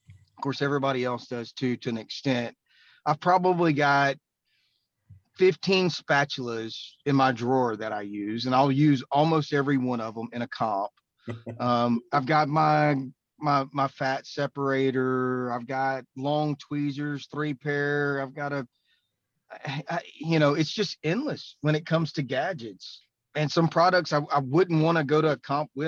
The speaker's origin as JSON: {"language": "English", "town": "Beaumont", "region": "Texas", "country": "United States", "said": "I'm from the Beaumont, Texas area."}